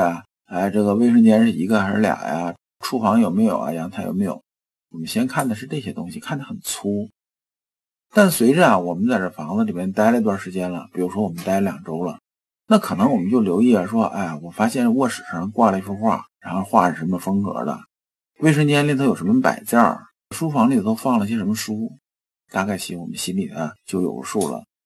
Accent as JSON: {"language": "Chinese", "country": "China", "said": "我们中国人"}